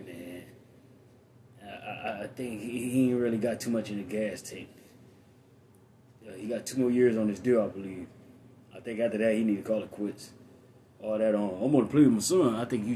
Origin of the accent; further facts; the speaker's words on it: Saginaw, Michigan, United States; I grew up in Saginaw, Michigan, one of the hardest motherfucking cities in Michigan